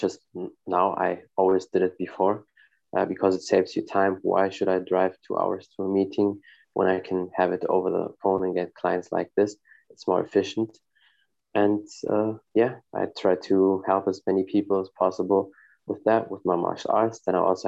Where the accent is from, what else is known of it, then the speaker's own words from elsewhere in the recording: Germany; I live in Germany. I was born and raised in Germany. My family is from Morocco